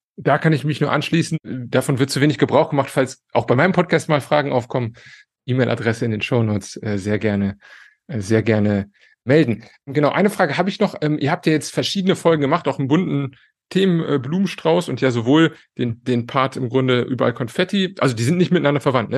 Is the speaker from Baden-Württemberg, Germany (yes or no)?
no; Cologne, North Rhine-Westphalia, Germany; moved away as an adult; now in Italy; ich bin Kölner